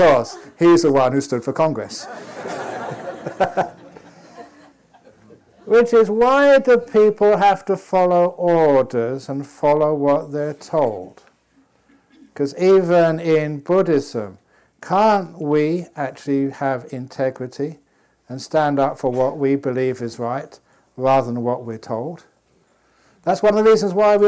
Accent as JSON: {"language": "English", "region": "England", "country": "United Kingdom", "tie": "born or raised there", "moved": "yes", "said": "I was born in England"}